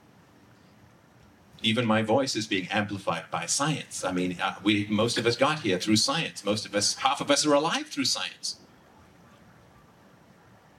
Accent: Ireland; I'm from Ireland

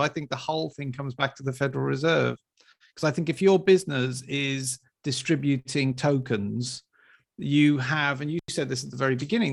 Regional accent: Wales, United Kingdom; I was brought up in Wales

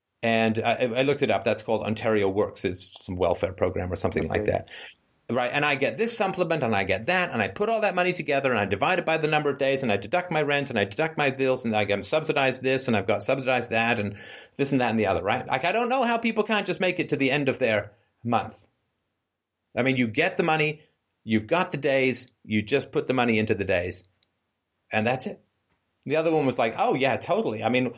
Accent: England, United Kingdom; also born or lived in Canada; I grew up poor in England. I grew up poor in Canada. I mean, we moved so many times.

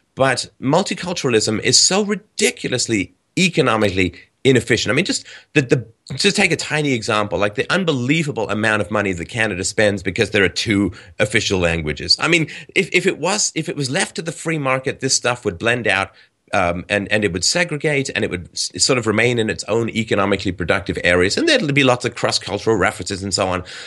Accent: England, United Kingdom; when I was a kid, in England, we would have my German relatives come over

